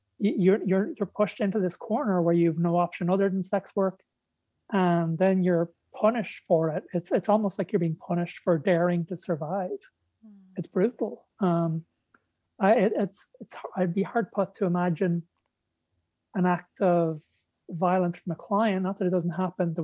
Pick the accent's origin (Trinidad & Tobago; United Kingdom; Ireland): Ireland; moved away as an adult; also born or lived in Texas; moving back to Ireland where I grew up.